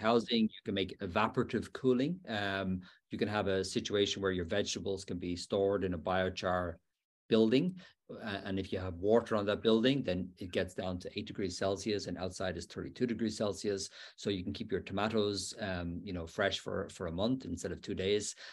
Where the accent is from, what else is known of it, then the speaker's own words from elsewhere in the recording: Dublin, Leinster, Ireland; now in Pennsylvania, United States; my hometown of Dublin